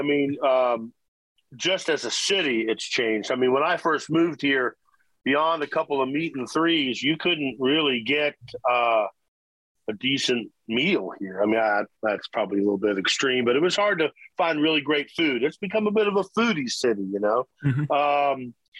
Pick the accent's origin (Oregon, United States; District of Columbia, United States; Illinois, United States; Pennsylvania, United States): District of Columbia, United States; Washington; But so I moved here from Washington, D.C. I lived all over the country, really, but my teenage years were D.C., and I was playing folk clubs and bluegrass rooms and bars